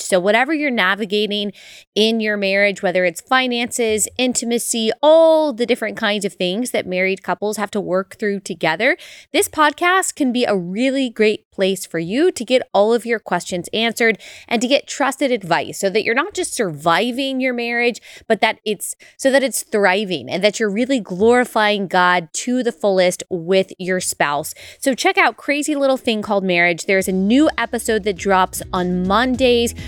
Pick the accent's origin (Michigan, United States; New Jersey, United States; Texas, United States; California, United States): Texas, United States; Dallas; I was born and raised in Dallas, raised a Baptist